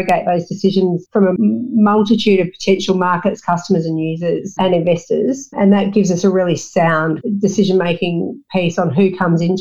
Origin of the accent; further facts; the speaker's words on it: Australia; also born or lived in Melbourne, Victoria / Perth, Western Australia / New Zealand; I grew up in Melbourne and Perth in the coastal plain